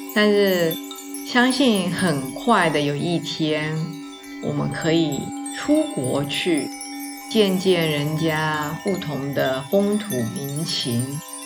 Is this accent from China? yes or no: no; Taiwan; 我们华人，我们台湾人哦，过年蛮简单的